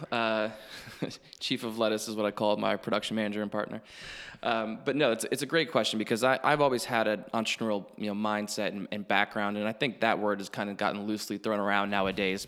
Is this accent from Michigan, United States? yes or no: no; Hilton Head Island, South Carolina, United States; moved away as an adult; I grew up in Hilton Head